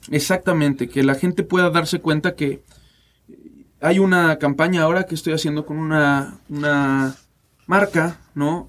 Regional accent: Mexico; como mexicanos

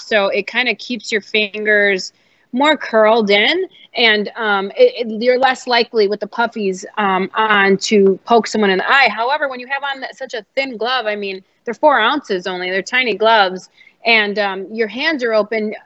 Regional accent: Chicago, Illinois, United States; now in New York, United States; I'm from Chicago

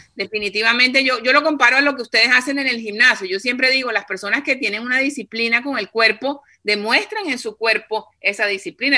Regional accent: Cartagena, Bolívar, Colombia; yo soy de Cartagena

